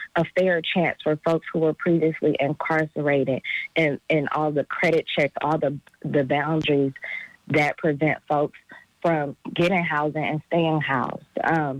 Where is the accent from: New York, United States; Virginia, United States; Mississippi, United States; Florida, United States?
Mississippi, United States; I was taken in because, I came from Mississippi, so I guess they didn't have anything on me.